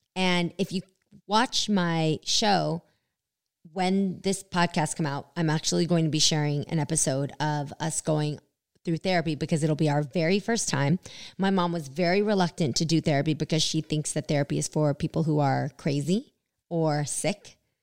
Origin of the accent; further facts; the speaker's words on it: Bay Area, California, United States; we're from the Bay